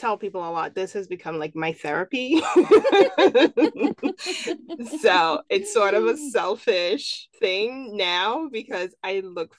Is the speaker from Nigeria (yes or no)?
yes; Nigeria; Yeah, no, you know, I'm Nigerian.